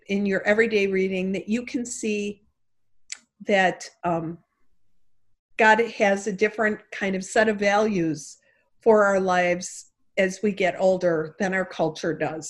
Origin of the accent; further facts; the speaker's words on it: Chicago, Illinois, United States; accent: Chicago; my Chicago accent